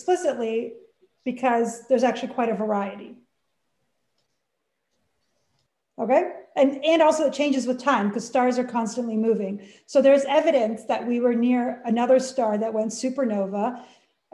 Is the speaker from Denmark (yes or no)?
no; Canada; moved away; I'm Canadian